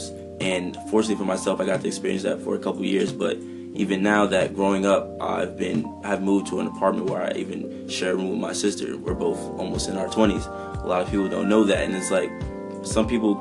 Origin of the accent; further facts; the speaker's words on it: Maplewood, New Jersey, United States; growing up in the Maplewood, South Orange area